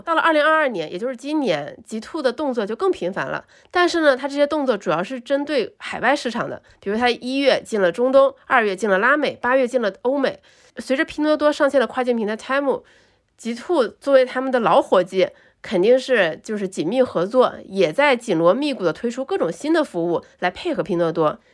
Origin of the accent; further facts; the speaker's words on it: China; 我们中国人